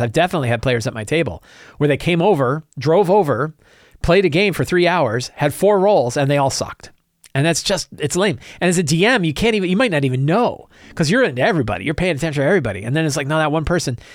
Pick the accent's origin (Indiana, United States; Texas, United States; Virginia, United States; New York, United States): Virginia, United States; I'm from Virginia as well